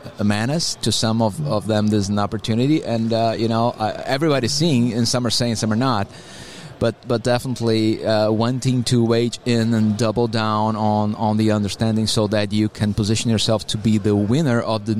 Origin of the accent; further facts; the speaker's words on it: Brazil; English is a second language; moved away as an adult; now in Atlanta, United States; I'm originally from Brazil